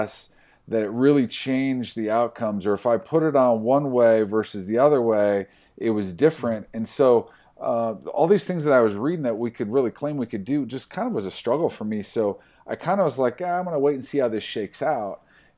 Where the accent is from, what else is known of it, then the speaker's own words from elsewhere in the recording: Iowa, United States; I grew up in Iowa. I went to school in South Dakota.